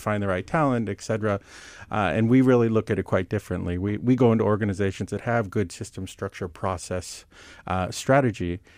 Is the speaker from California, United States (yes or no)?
yes; Silicon Valley, California, United States; I grew up near the Silicon Valley